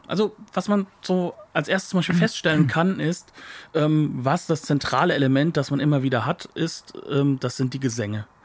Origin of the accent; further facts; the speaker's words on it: Germany; als Deutscher